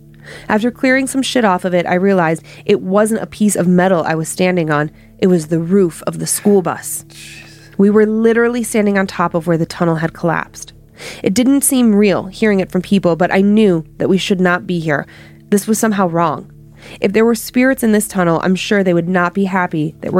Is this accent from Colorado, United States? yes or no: yes; Monument, Colorado, United States; Growing up in Monument, there was a good amount of dark shit going on.